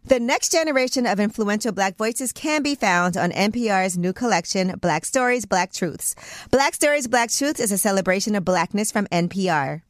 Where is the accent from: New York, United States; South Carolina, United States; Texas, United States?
New York, United States; New York City; as a New Yorker